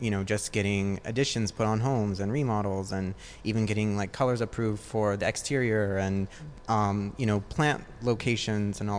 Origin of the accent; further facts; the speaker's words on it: Newport Beach, California, United States; Like I tell people, like we're from L.A., so that they kind of know where I am. Because if I say that I'm from Orange County or Newport Beach